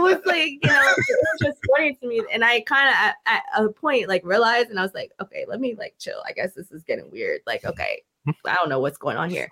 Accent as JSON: {"language": "English", "town": "Newport", "region": "Rhode Island", "country": "United States", "tie": "born or raised there", "also_born_or_lived": "Florida / Massachusetts", "moved": "as an adult", "said": "I'm originally from Newport, Rhode Island, so New England."}